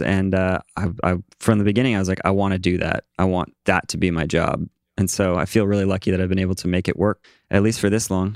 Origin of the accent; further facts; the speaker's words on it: East Coast, United States; now in New York, United States; I'm from the East Coast